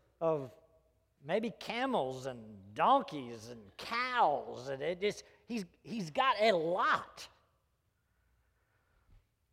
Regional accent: Greenville, United States; public schools that I grew up in Greenville

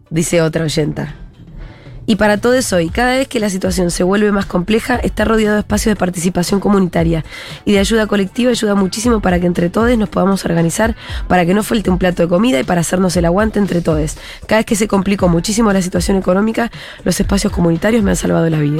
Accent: Bariloche, Río Negro, Argentina; la gira Futurock tiene su próxima parada. Y es en mi ciudad natal, en Bariloche.

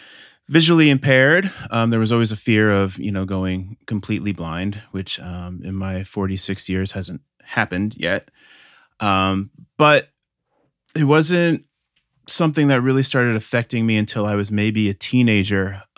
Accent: Milford, Connecticut, United States; now in Chicago, United States; I grew up in Milford, Connecticut in the States, which is a small town outside of New Haven.

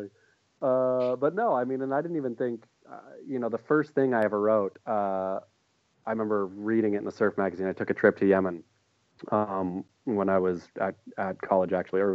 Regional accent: Coos Bay, Oregon, United States; now in Los Angeles, United States; a crappy kid in Coos Bay, Oregon

